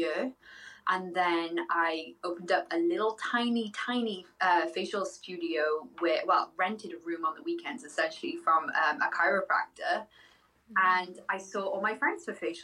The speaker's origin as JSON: {"language": "English", "region": "Wales", "country": "United Kingdom", "tie": "born or raised there", "also_born_or_lived": "Ohio", "moved": "as an adult", "lives_now": "United States", "said": "I grew up in Wales"}